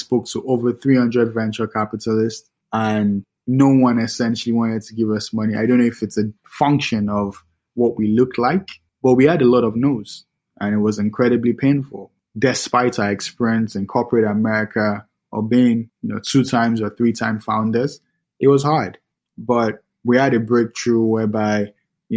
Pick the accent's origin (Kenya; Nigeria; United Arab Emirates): Nigeria; Lagos; now in New York City, United States; I'm from Lagos, Nigeria